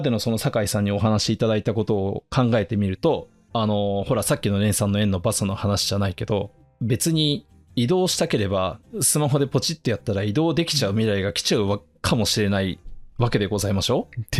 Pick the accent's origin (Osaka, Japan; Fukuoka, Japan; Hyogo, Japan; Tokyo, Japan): Tokyo, Japan; Higashikurume; 生まれ育ったところは東京の東久留米って町なんですけどね。